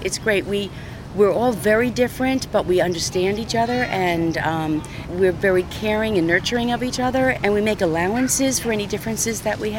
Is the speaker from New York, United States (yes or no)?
yes; New York, United States; moved away as an adult; now in Florida, United States; we're originally from New York.